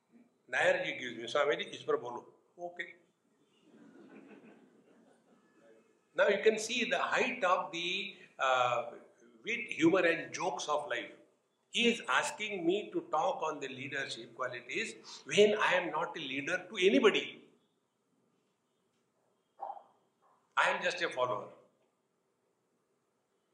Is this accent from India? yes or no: yes; Mumbai, Maharashtra, India; From Mumbai